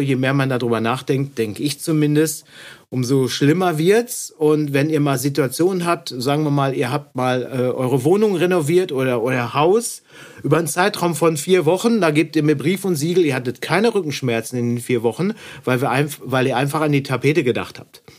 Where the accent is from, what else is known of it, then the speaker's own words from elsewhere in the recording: Dorsten, North Rhine-Westphalia, Germany; bei uns in Dorsten